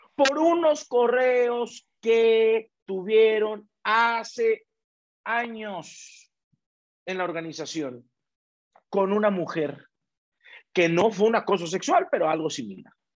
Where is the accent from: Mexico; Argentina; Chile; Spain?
Mexico; como latino, como mexicano, como albureros, como lo que somos nosotros